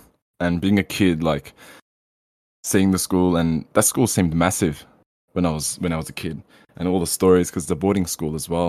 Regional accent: Melbourne, Victoria, Australia; I'm 22 years old. I'm from Melbourne, Australia

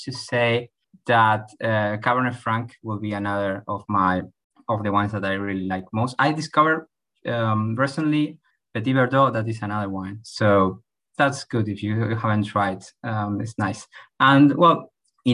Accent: Buenos Aires, Argentina; English is a second language; I'm from Buenos Aires, Argentina, 29 years old

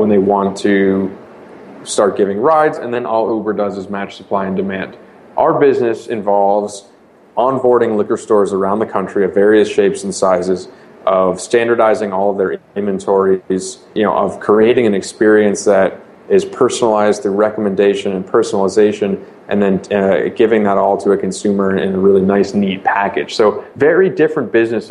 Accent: Boston, Massachusetts, United States; I born and raised in Boston.

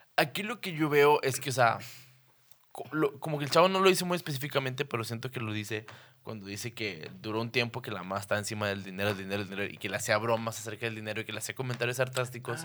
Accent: Torreón, Coahuila, Mexico; somos de Torreón, es un pinche desierto

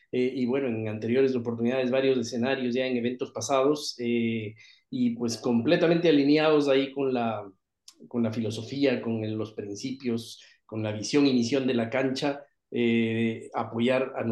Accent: Ecuador; moved away as an adult; now in Miami, United States; saludarles desde Miami, Florida. … eh, soy originario de Ecuador, vivo como nueve años acá en Estados Unidos

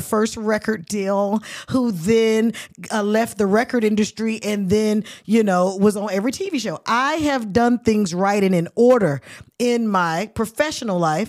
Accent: Oakland, California, United States; I'm from Oakland

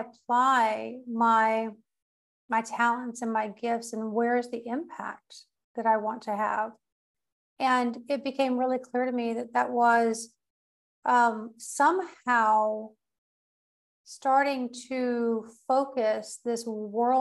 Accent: United States; also born or lived in Portugal; I'm also American, and I am in between Portugal and the United States these days.

